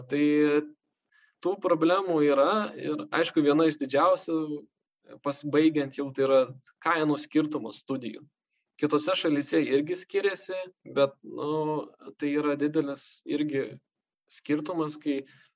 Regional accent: Lithuania; mes lietuviai

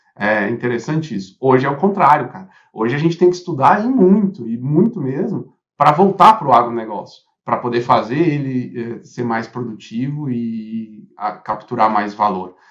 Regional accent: Brazil; como brasileiro

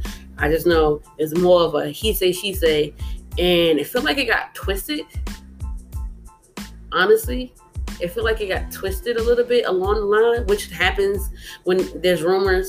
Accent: New Jersey, United States; I'm from Jersey

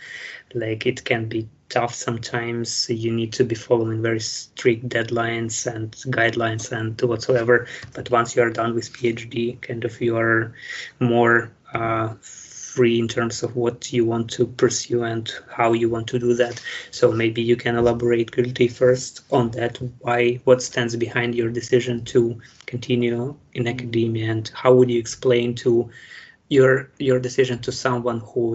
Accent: Ukraine; moved away as an adult; also born or lived in Vienna, Austria; now in Ireland; I come from Ukraine.

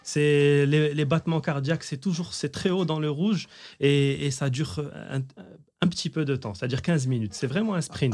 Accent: Rabat, Rabat-Salé-Kénitra, Morocco; je suis de Rabat, la forêt de Hilton à l'époque

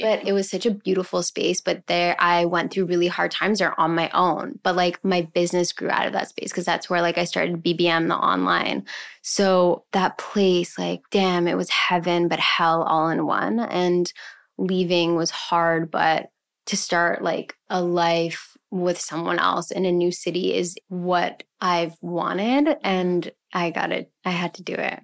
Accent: Montreal, Quebec, Canada; moved away as an adult; also born or lived in Vancouver; now in Toronto, Canada; I'm originally from Montreal. I moved to Vancouver when I was nineteen

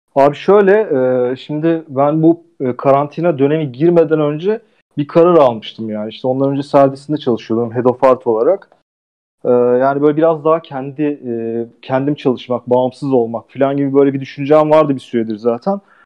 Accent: Ankara, Turkey; moved away as an adult; now in Istanbul, Turkey; İstanbul'a geldim filan, ben Ankaralılıyım

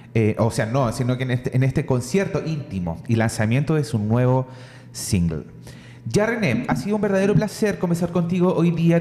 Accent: Lota, Biobío, Chile; yo también soy de Lota

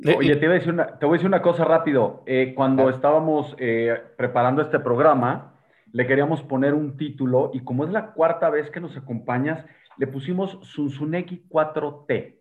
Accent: Mexico; como mexicanos

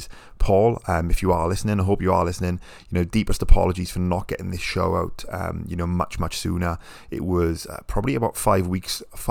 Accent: United Kingdom; I'm British

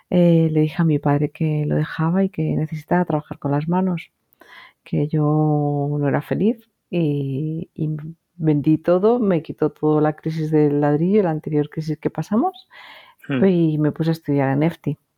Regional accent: Madrid, Community of Madrid, Spain; born there; moved away as an adult; also born or lived in Ibiza; yo nací en Madrid, eh, pero a los 19 años me marché, estuve viviendo. Tengo 26 mudanzas

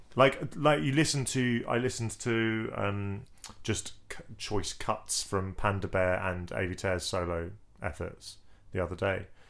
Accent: England, United Kingdom; as an Englishman

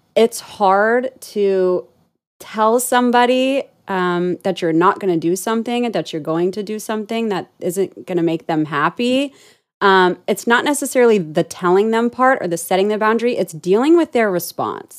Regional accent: Orange County, California, United States; moved away as an adult; I was born and raised in Orange County

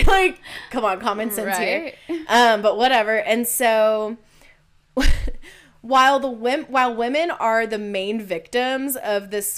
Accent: United States; I'm an American

